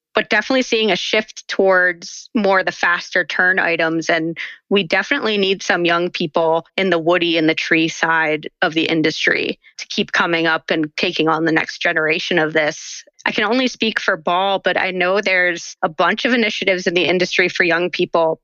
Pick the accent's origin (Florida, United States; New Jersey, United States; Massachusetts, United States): New Jersey, United States; around the Pine Barrens; I grew up in South Jersey uh, around the Pine Barrens